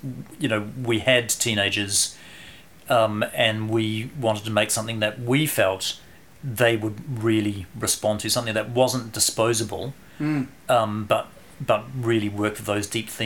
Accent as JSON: {"language": "English", "town": "Christchurch", "region": "Canterbury", "country": "New Zealand", "tie": "born or raised there", "also_born_or_lived": "Singapore / Geraldine", "said": "We came back from Singapore, went to Geraldine, lived in Geraldine for 5 years, and then came up to Christchurch"}